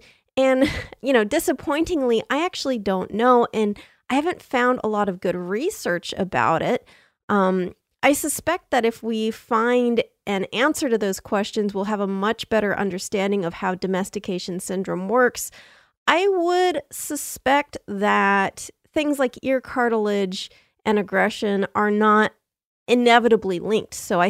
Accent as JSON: {"language": "English", "country": "Slovenia", "second_language": "English", "said": "I'm from Slovenia, and one of our symbols, kind of, is the Kloveska ribica"}